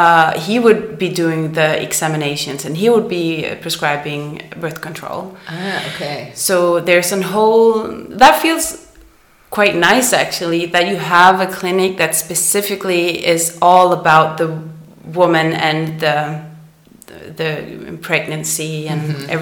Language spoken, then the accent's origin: English; Central Denmark Region, Denmark; English is a second language; moved away as an adult; also born or lived in Copenhagen, Denmark; now in Stockholm, Sweden; I'm from Jutland. So that's the mainland. Mm-hmm. Yeah, in the middle. But we lived in Copenhagen before we moved to Stockholm.